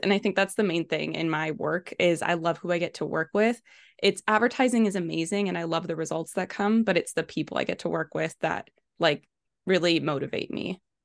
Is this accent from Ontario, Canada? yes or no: no; Kelowna, British Columbia, Canada; I am from Kelowna, BC, in Canada